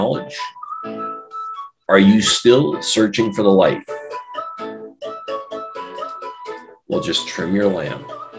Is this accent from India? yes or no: no; Canada; accent: Canadian; If you can handle my Canadian accent, eh?